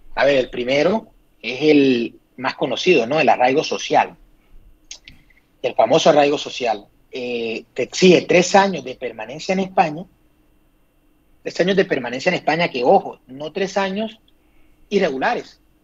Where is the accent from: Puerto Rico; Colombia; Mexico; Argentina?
Colombia; now in Madrid, Spain; yo soy extranjero, yo me siento colombiano 100%